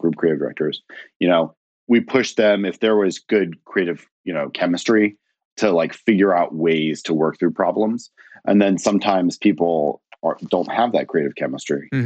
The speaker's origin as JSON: {"language": "English", "town": "Philadelphia", "region": "Pennsylvania", "country": "United States", "tie": "born or raised there", "also_born_or_lived": "Miami", "moved": "as an adult", "said": "I grew up in Philadelphia"}